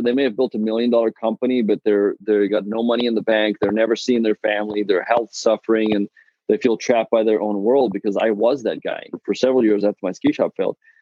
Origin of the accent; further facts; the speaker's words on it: South Africa; now in Texas, United States; I'm, I'm originally from South Africa